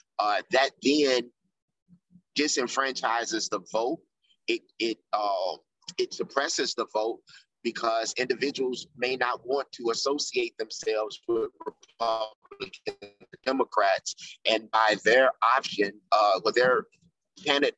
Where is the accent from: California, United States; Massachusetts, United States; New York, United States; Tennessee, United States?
Tennessee, United States; Memphis; also born or lived in Chicago; I came to back to Memphis, which is my hometown